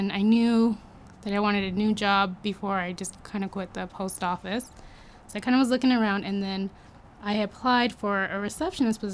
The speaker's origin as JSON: {"language": "English", "town": "Riverside", "region": "California", "country": "United States", "tie": "born or raised there", "moved": "as an adult", "lives_now": "Utah, United States", "said": "I was born and raised in Riverside, California."}